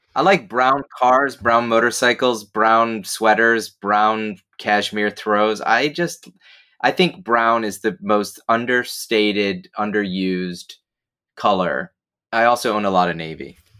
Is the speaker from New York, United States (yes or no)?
yes; Binghamton, New York, United States; moved away; my hometown of Binghamton